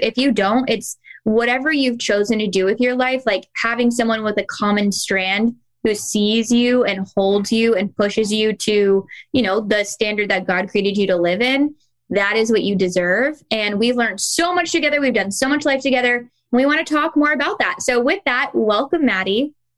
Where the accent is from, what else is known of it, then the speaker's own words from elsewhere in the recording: Kentucky, United States; also born or lived in the West; now in North Carolina, United States; I grew up in the South